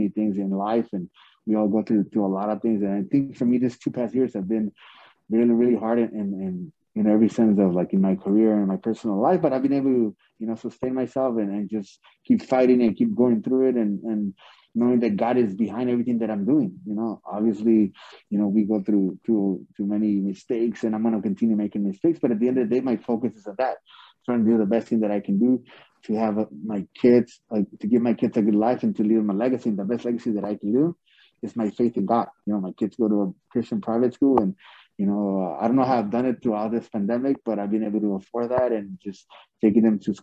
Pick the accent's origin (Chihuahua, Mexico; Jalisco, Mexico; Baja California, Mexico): Chihuahua, Mexico; Ciudad Juárez; also born or lived in El Paso, Texas; Because I grew up in El Segundo Barrios, in Ciudad Juárez, in La Raya, Colorado, which was like, it was like pretty tough